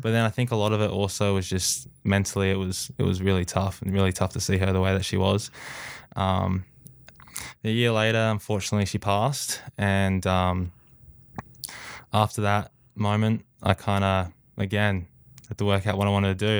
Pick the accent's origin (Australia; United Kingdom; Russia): Australia; I uh, was born and raised in Australia.